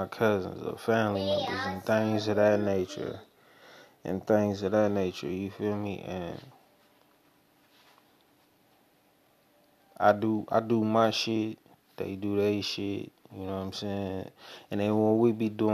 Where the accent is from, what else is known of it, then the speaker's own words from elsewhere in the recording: Oakland, California, United States; I'm from East Oakland, California